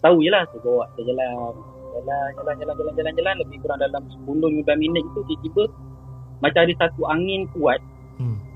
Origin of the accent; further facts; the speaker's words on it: Johor, Malaysia; now in Kuala Lumpur, Malaysia; Berasal dari Johor, menetap di KL.